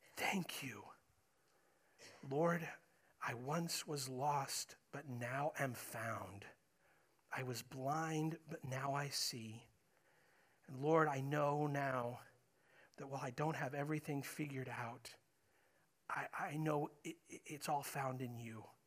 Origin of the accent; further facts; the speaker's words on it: United States; I'm an American, proud to be an American